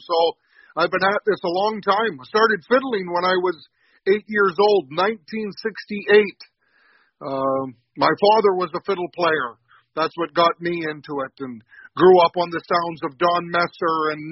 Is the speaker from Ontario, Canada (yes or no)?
no; St. Paul, Alberta, Canada; I'm actually from St. Paul, Alberta.